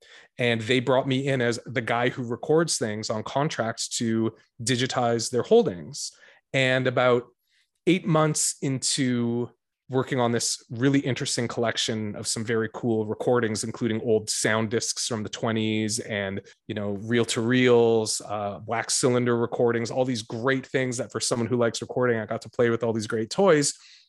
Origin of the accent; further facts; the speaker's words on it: Toronto, Ontario, Canada; moved away as an adult; now in Victoria, Canada; I came out to Victoria from Toronto for university.